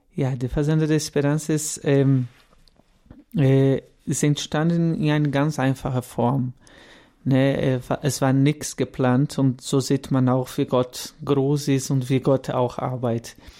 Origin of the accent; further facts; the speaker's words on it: Guaratinguetá, São Paulo, Brazil; German is a second language; moved away as an adult; now in Kaufbeuren, Germany; Ich bin Brasilianer, deswegen mein Deutsch vielleicht nicht so gut bin 32 Jahre alt, komme aus, ähm, aus Guaratinguetá, São Paulo und lebe seit zehn Jahren in Deutschland